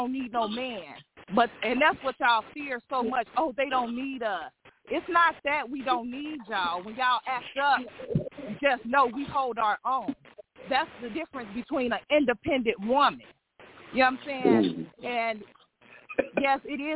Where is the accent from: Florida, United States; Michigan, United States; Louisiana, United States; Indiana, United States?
Indiana, United States; Gary; I am from Gary